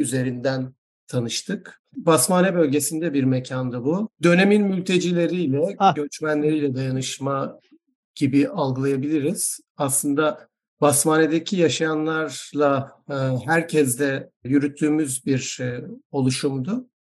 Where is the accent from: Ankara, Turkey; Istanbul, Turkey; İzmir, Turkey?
İzmir, Turkey; Izmir, Turkey; ben doğma büyüme İzmirli olduğum halde